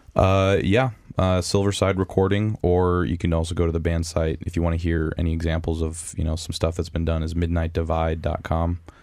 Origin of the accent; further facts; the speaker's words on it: Wisconsin, United States; also born or lived in Marietta, Georgia; I'm from Wisconsin